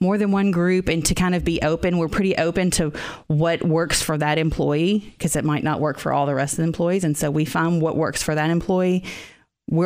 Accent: Robertson County, Tennessee, United States; I grew up in the Robertson County area

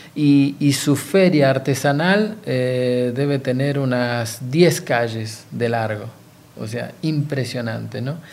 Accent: Argentina; Yo soy excombatiente de Malvinas

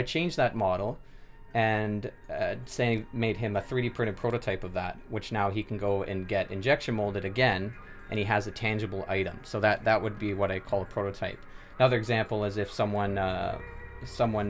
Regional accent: Sault Ste. Marie, Ontario, Canada; I'm from Sault Ste. Marie as well, born and raised

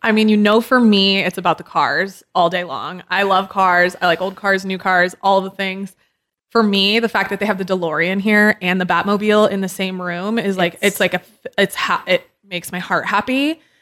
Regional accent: San Diego, California, United States; moved away; I grew up in San Diego right. and then I moved here

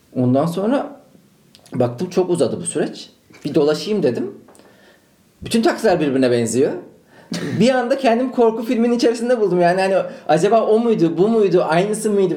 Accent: Ankara, Turkey; Ankaralıyım ben.

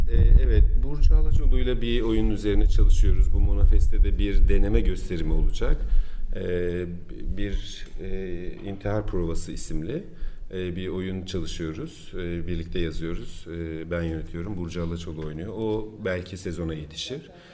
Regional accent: Turkey; biz Türkler olarak

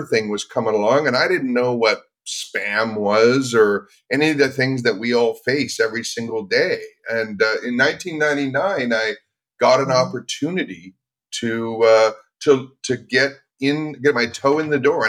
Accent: Vancouver, British Columbia, Canada; I grew up in Vancouver, up in Canada

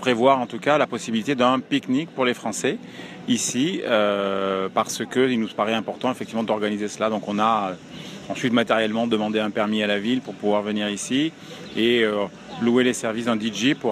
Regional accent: France; now in Toronto, Canada; en tant que Français et francophones, qu'on soit ici pour une durée courte ou que ce soit des Français installés de très longue date

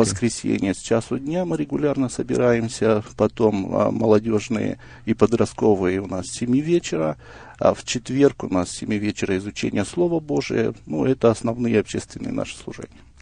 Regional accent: Kazakhstan; я родом из Казахстана

